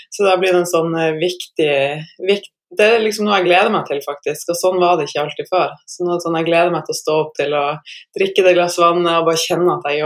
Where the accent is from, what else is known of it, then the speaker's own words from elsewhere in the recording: Northern Norway, Norway; ja, jeg er en nordlending som eh, tidligere levde av å spille basket.